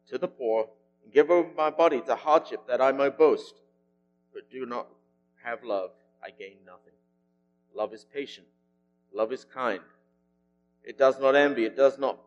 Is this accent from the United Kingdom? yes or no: yes; England, United Kingdom; moved away; my home country is England